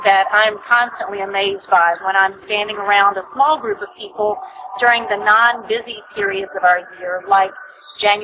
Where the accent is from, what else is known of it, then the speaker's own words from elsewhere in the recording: Northeast Georgia, United States; I grew up in Northeast Georgia